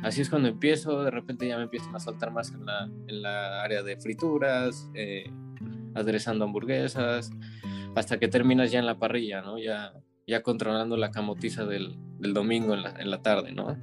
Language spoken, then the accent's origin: Spanish; Mexico City, Mexico; moved away as an adult; now in Paris, France; soy de la Ciudad de México, de Iztapalapa